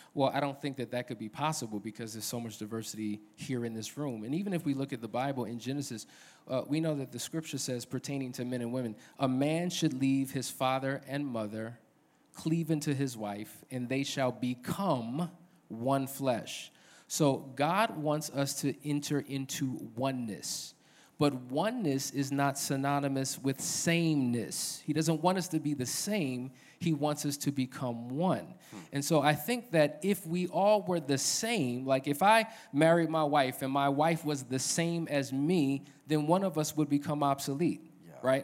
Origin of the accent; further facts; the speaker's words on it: New Jersey, United States; moved away as an adult; now in Atlanta, United States; born and raised in New Jersey